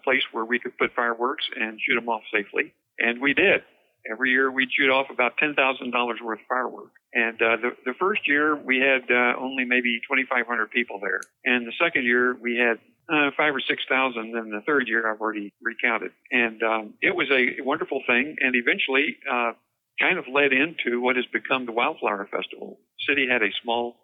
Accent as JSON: {"language": "English", "town": "San Antonio", "region": "Texas", "country": "United States", "also_born_or_lived": "Dallas, Texas", "moved": "yes", "lives_now": "Richardson, United States", "said": "I'm an import from San Antonio"}